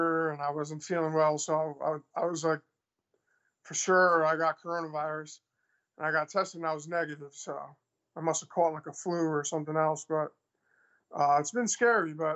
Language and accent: English; New York City, New York, United States; now in Milwaukee, United States; I'm from Queens, New York